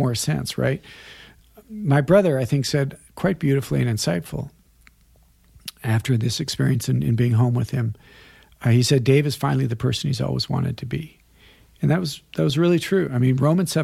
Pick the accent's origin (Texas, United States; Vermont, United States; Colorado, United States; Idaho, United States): Colorado, United States; moved away as an adult; I was going to the university in Colorado, small school in my hometown